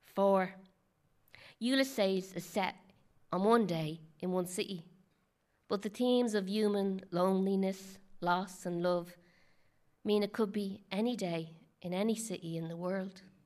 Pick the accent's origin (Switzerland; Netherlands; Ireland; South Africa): Ireland; Dublin, Leinster; moved away as an adult; also born or lived in Boston; my hometown of Dublin